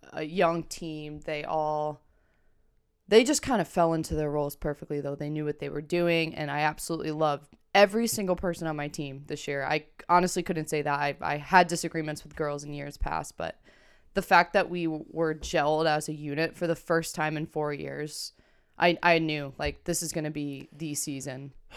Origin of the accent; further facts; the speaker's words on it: Granby, United States; I grew up in Granby